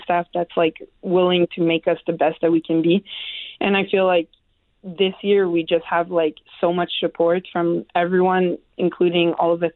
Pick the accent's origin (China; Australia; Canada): Canada; moved away; I'm Canadian